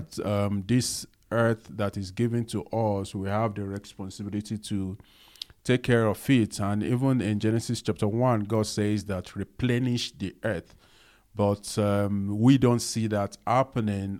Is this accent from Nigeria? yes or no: yes; Lagos, Nigeria; I also grow up, you know, not in a posh, um, environment, you know, growing up in Nigeria, Lagos